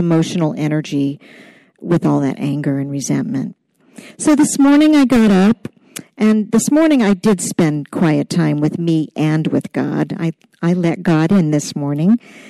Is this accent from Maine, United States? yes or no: yes; Portland, Maine, United States; I'm from Portland, Maine, right here